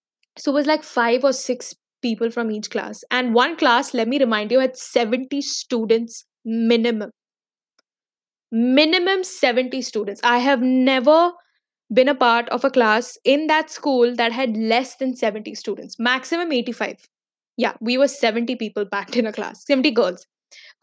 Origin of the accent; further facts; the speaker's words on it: Dubai, United Arab Emirates; also born or lived in Mumbai, India; I was born and brought up in Dubai, but briefly, when I was in the fifth grade till the end of seventh grade, we relocated to Bombay